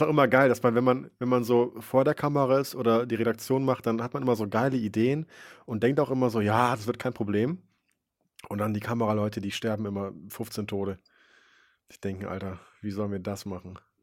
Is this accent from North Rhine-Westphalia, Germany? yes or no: yes; Wipperfürth, North Rhine-Westphalia, Germany; Ich bin geboren in Wipperfürth